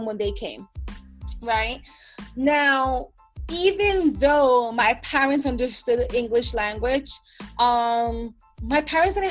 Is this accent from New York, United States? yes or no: yes; New York City, New York, United States; I am from the Bronx, New York